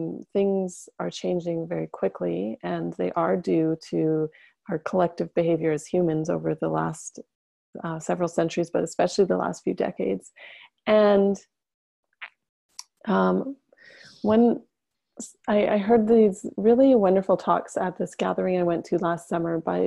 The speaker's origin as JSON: {"language": "English", "town": "Whitehorse", "region": "Yukon", "country": "Canada", "tie": "born or raised there", "moved": "yes", "said": "I am deeply attached to the land that I grew up on in the Yukon Territory, which is in the far north of Canada. I'm not currently living there"}